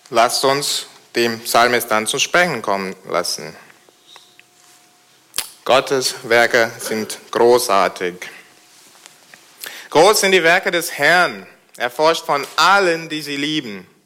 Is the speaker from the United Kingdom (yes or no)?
yes; United Kingdom; German is a second language; now in Germany; Da ihr in Deutschland kein Königshaus habt, äh, weiß es nicht, ob ihr Majestät und Pracht kennt. Ich komme aus Großbritannien. Man sieht doch, oder? Und, aber das stimmt. Und da haben wir das Königshaus.